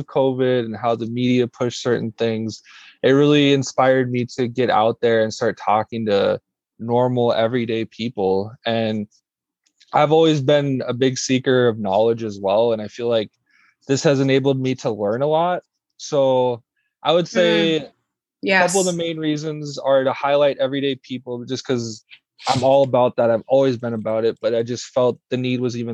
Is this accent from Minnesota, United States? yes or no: yes; Brooklyn Center, Minnesota, United States; I'm from Brooklyn Center, Minnesota, born and raised. I still live here